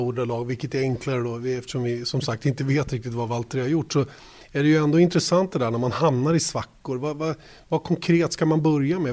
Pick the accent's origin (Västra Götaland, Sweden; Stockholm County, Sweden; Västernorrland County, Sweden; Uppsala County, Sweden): Uppsala County, Sweden; Uppsala; jag som är infödd Uppsalabo